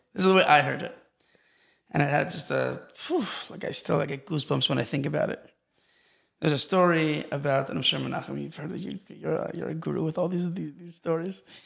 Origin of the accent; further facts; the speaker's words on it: Los Angeles, California, United States; moved away as an adult; also born or lived in Israel / Silver Spring, Maryland; now in Far Rockaway, United States; I grew up in Los Angeles originally, and then we moved to Israel as a kid